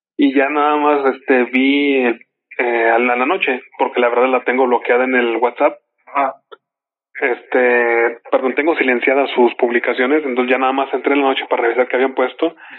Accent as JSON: {"language": "Spanish", "country": "Mexico", "said": "somos mexicanos y guadalupanos"}